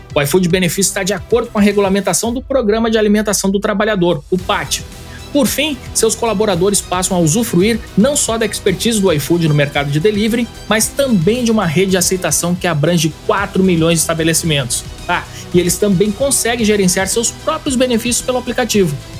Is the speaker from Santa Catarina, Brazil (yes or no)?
no; Paraíba, Brazil; a minha educação foi aqui na Paraíba